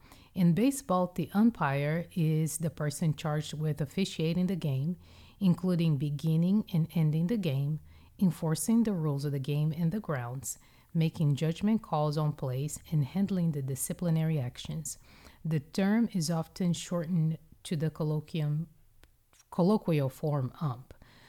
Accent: Brazil; now in United States; When I grew up in Brazil, I grew up eating French bread for breakfast. And when I came to the States and I had some health issues with high blood pressure

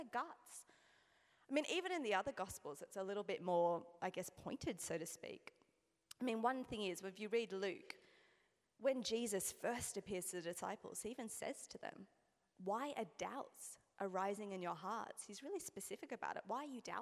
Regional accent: Australia; as you can hear, again, I'm Australian

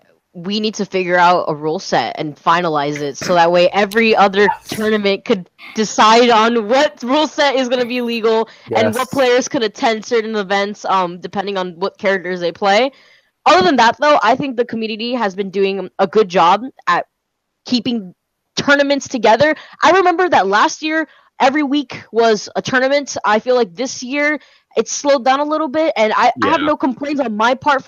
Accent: Miami, Florida, United States; I am from Miami

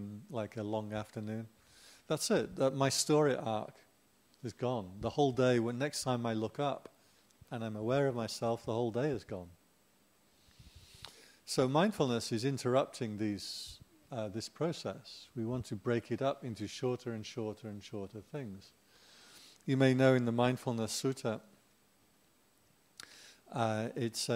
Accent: England, United Kingdom; I'm English

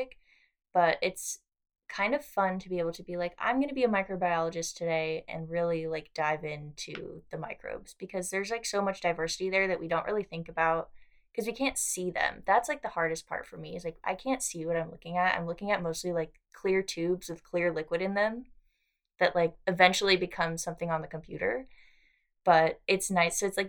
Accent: Los Angeles, California, United States; now in Australia; I'm from LA, so it's, like, you know, there's people everywhere

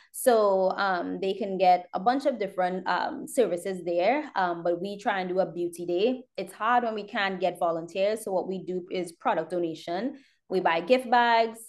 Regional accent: Trinidad & Tobago; now in United States; I grew up in Trinidad. I was born here. I grew up in Trinidad.

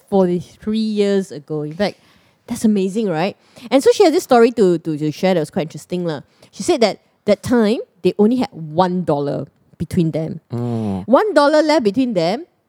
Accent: Singapore; I remember growing up in Clementi

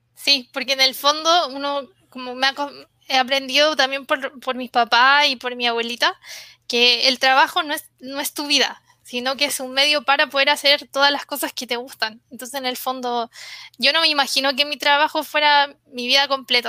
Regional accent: Santiago, Santiago Metropolitan Region, Chile; Soy de, de Santiago, mi familia es del norte, de Antofagasta, que es como una de las ciudades donde están las minas de cobre

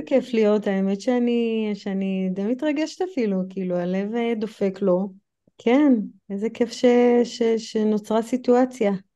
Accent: United States; accent: American; Hebrew is a second language; also born or lived in Europe; now in Israel; כמו שאתם שומעות מהמבטא שלי אז אני אמריקאית וחייתי גם באירופה וגם בארצות הברית

